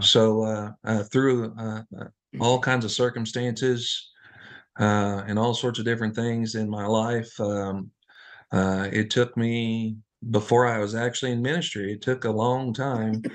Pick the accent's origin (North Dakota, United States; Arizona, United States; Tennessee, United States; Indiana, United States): Indiana, United States; Floyds Knobs; we grew up in, uh, Floyd Snobbs, Indiana